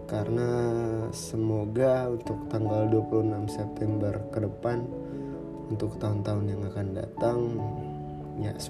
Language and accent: Indonesian; South Sumatra, Indonesia; ada teman-teman yang dari daerahku itu di salah satu daerah di provinsi Sumatera Selatan ya cukup jauh kalau dari ibu kota Palembang